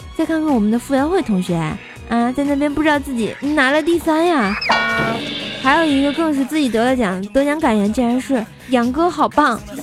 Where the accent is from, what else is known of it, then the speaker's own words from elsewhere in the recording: China; 作为一个中国人